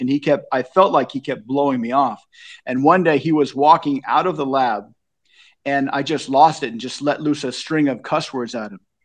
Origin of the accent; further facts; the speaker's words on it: Long Beach, California, United States; moved away as an adult; also born or lived in Asia / Japan; now in Lincoln, Nebraska, United States; I was born in Long Beach in the sixties. I grew up during the seventies with all the inflation